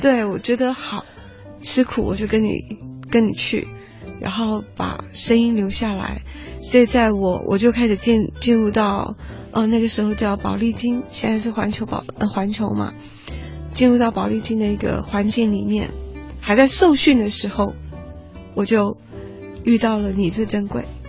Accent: Alishan, Chiayi County, Taiwan; 因为我是在阿里山长大的小孩

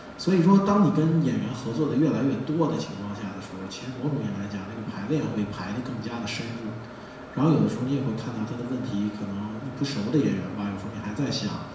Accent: China; 作为咱，作为中国人吧，就不要，不要认死理儿那么较劲

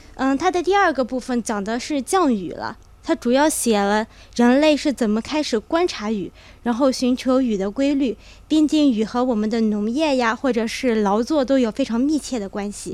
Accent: Kunming, Yunnan, China; 我是云南昆明人

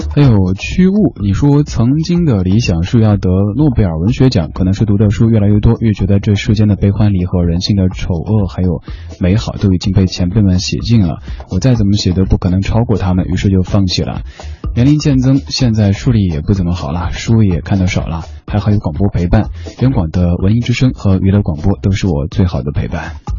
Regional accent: Shanghai, China; also born or lived in Chengdu, Sichuan; 我老家在成都，小时候生活的地方是上海

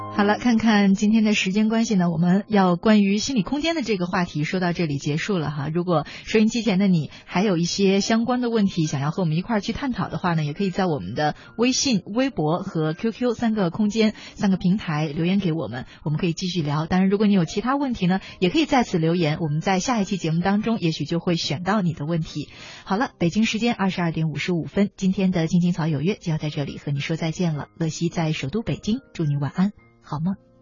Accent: China; 我们中国人

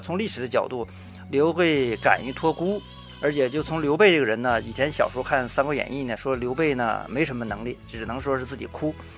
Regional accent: Liaoning, China; 我来自东北辽宁

